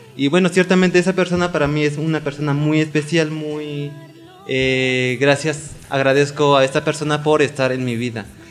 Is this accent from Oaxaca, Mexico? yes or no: yes; Oaxaca, Mexico; now in Mexico City, Mexico; yo crecí en el estado de Oaxaca, actualmente vivo en Azcapotzalco, en la Ciudad de México.